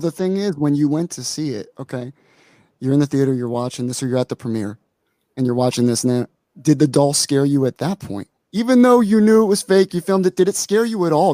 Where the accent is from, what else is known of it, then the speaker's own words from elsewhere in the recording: Vineland, New Jersey, United States; Jersey boy, man, all day. South Jersey